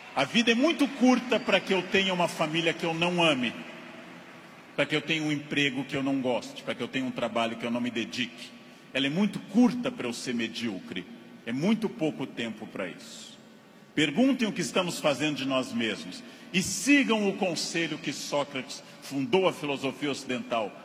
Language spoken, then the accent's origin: Portuguese; Rio Grande do Sul, Brazil; Rio Grande do Sul, onde eu nasci